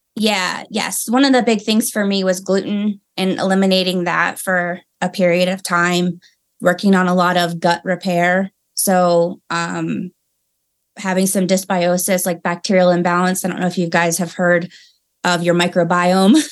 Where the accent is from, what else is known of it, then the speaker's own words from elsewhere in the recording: Maryland, United States; moved away as an adult; now in Colorado Springs, United States; I'm from Maryland, and then I moved to Colorado three years ago